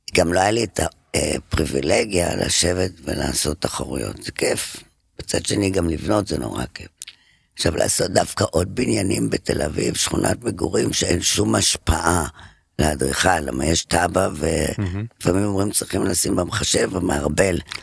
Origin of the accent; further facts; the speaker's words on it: Paris, Île-de-France, France; moved away as an adult; now in Israel; פריז. גדלתי בה הרבה שנים